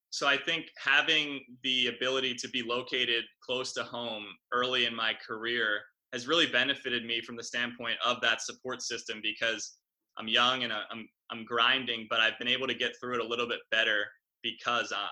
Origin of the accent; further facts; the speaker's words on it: New Jersey, United States; I'm from the South Jersey area, so I was grew up with the Sixers.